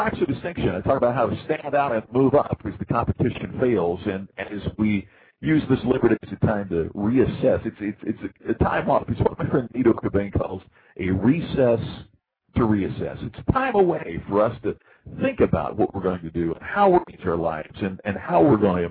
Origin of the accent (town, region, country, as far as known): United States